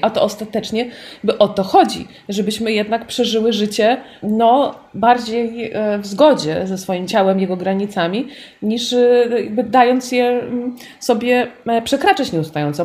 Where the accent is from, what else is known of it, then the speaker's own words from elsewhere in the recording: Warsaw, Masovian Voivodeship, Poland; ja po prostu dorastając na Bemowie, bo tam dorastałam